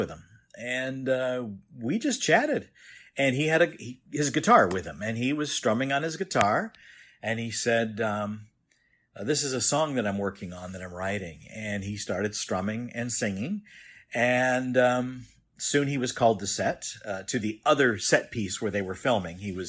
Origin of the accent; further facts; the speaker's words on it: Los Angeles, California, United States; now in Lodi, United States; I'm originally from Southern California in what's known as the San Fernando Valley